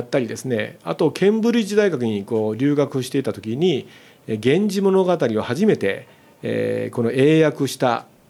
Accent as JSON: {"language": "Japanese", "town": "Kitakyushu", "region": "Fukuoka", "country": "Japan", "tie": "born or raised there", "moved": "as an adult", "lives_now": "Nishitokyo, Japan", "said": "あの福岡県の、ええ、まあ北九州市の八幡という八幡製鉄所のある町で、まあ、生まれて高校まで育った"}